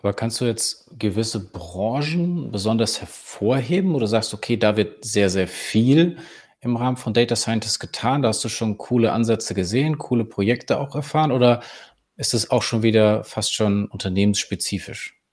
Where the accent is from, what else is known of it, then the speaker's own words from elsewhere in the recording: Bavaria, Germany; als Bayer